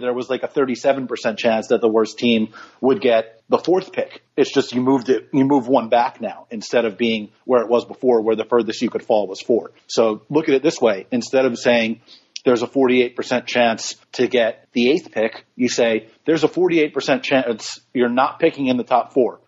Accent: New York, United States; most of the people that I'm friends with from growing up or or from college or law school even because I'm from New York

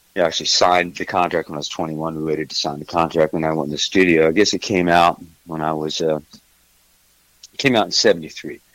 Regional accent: Missouri, United States; moved away as an adult; also born or lived in California / Texas; now in Nashville, United States; originally I'm from Missouri

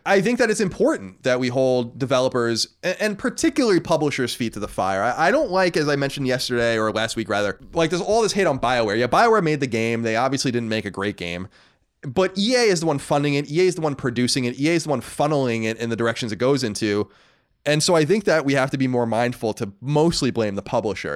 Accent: Long Island, New York, United States; moved away; I was born on Long Island in Mastic, that's right around the corner from me

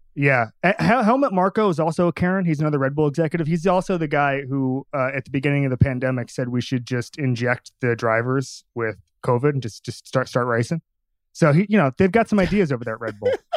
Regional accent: Orlando, Florida, United States; I grew up at the R D V Iceplex in Orlando

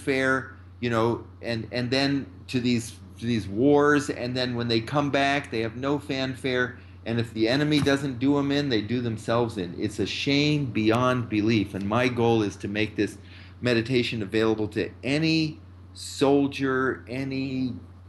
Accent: San Francisco, California, United States; moved away as an adult; also born or lived in Washington, D.C. / Marin County / Detroit; now in New York, United States; I grew up in San Francisco

